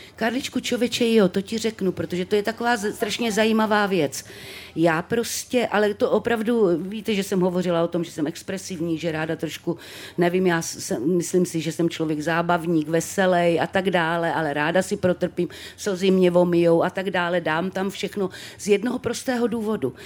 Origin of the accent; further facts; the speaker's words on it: Třebíč, Vysočina Region, Czechia; jsem teda z té Třebíče, narodila jsem se v Třebíči